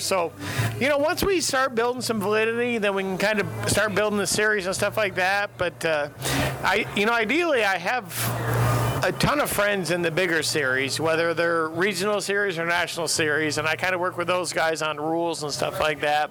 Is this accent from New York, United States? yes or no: yes; Western New York, United States; I grew up in Western New York.